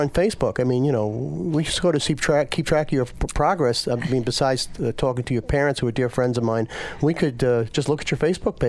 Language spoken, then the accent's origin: English; Red Hook, New York, United States; my hometown of Red Hook